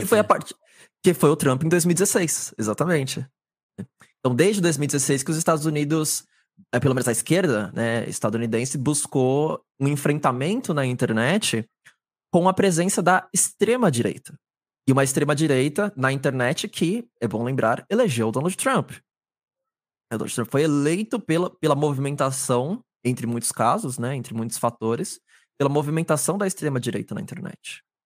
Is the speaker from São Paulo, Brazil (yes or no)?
yes; São Paulo, Brazil; sou aqui da cidade de São Paulo, capital